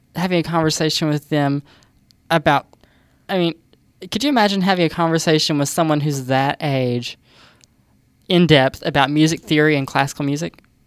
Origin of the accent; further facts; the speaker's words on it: the South, United States; accent: southern; my southern accent